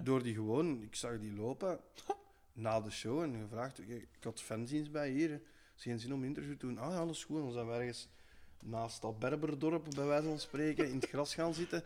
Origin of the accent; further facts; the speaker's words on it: Kortrijk-Dutsel, Flanders, Belgium; er waren allemaal bands van bij ons in het dorp, vanuit Kortrijk Doetsel